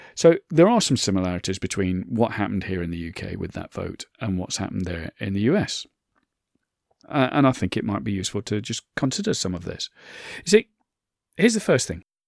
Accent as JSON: {"language": "English", "country": "United Kingdom", "said": "I'm British, I'm in the U K"}